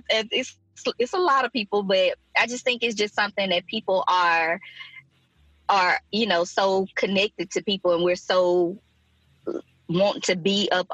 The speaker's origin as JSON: {"language": "English", "region": "Mississippi", "country": "United States", "moved": "yes", "lives_now": "Alabama, United States", "said": "I went home to Mississippi, and down there we were still hugging"}